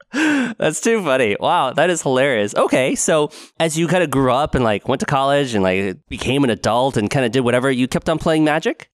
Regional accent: West Linn, Oregon, United States; moved away; also born or lived in Honolulu, Hawaii; I grew up in West Lynn

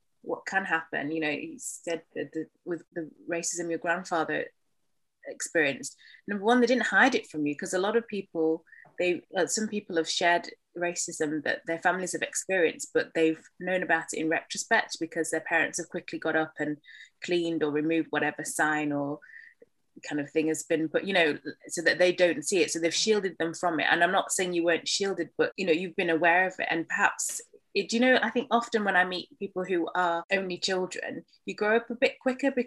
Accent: Yorkshire and the Humber, United Kingdom; we grew up in East Yorkshire, the only black family in our small town

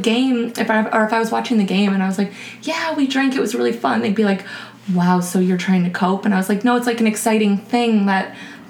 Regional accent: Cleveland, Ohio, United States; I'm from Cleveland

